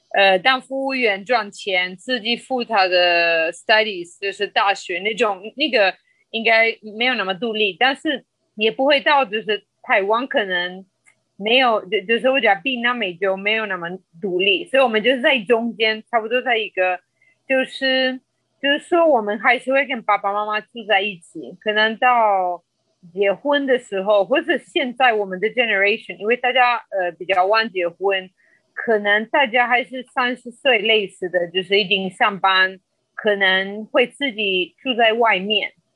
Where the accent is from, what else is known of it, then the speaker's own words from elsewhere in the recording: Colombia; first language Spanish; Chinese is a second language; moved away as an adult; also born or lived in France / China; now in Taiwan; 其实我是来自哥伦比亚